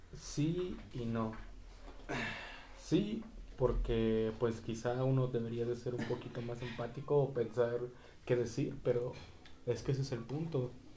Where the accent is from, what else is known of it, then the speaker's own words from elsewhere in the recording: Mexico; como mexicanos